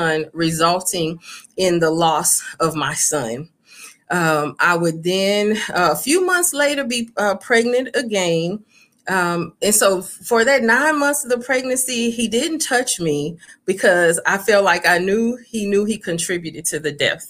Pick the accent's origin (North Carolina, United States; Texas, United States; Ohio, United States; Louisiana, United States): Louisiana, United States; Baton Rouge; moved away; being raised in Louisiana